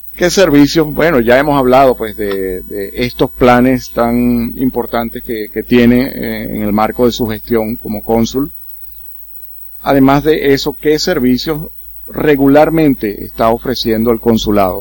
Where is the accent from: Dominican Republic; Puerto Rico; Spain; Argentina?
Dominican Republic; now in Curaçao; yo soy dominicano